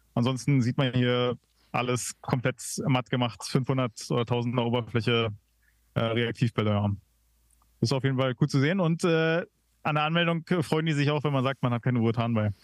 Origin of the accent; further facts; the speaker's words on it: Berlin, Germany; ich als Berliner